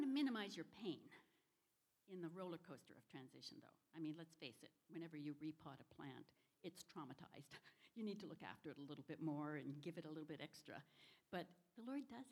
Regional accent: Canada; moved away; also born or lived in Washington, United States; My husband and I are from the Northwest, up in Washington, and I'm actually from Canada.

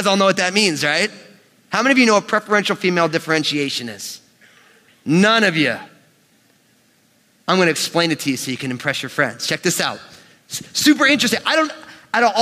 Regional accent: United States; born and raised in the New York metropolitan area

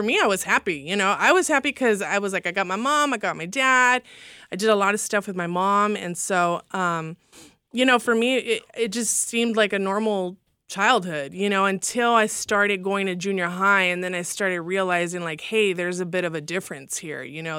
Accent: Los Angeles, California, United States; also born or lived in Fresno, California / Oklahoma City, Oklahoma; we lived right there on Hollywood Boulevard

